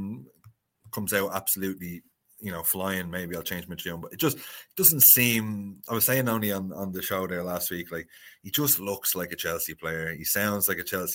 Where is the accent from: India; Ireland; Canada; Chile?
Ireland; Dublin, Leinster; moved away as an adult; now in Wicklow, Ireland; I grew up in Dublin. I was there for 30 years.